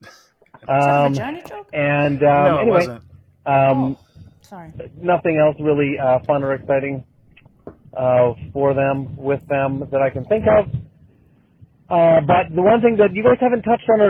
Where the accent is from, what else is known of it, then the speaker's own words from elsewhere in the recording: Surrey, British Columbia, Canada; I grew up in Surrey, British Columbia